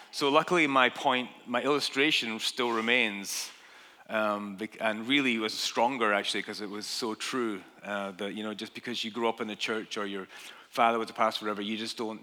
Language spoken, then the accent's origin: English; Dundee, Scotland, United Kingdom; moved away as an adult; now in United States; my hometown in Dundee, Scotland